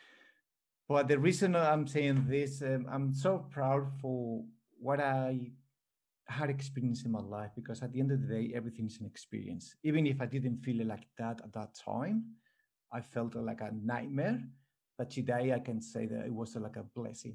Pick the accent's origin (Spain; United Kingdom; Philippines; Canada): Spain; English is a second language; now in Australia; I'm born here in Australia, but I grew up in Spain